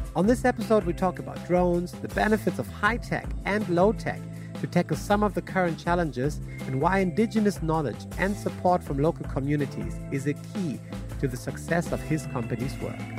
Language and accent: English; Germany; now in Australia; I'm originally from Germany, married an Australian, um, and then eventually ended up here